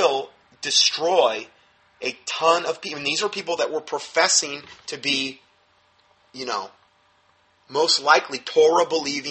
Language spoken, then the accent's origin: English; United States; we're American Christians